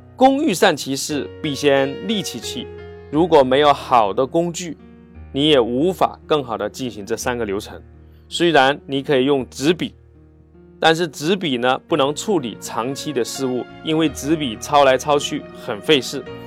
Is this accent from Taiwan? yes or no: no; China; 我们中国人